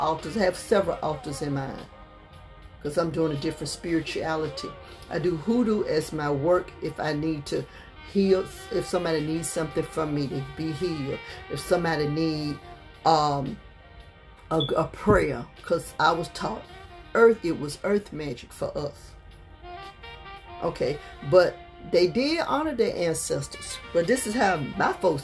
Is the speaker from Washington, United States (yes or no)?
no; Montgomery, Alabama, United States; also born or lived in New York; when I was coming up, we came here from New York. You know, Montgomery, Alabama was really country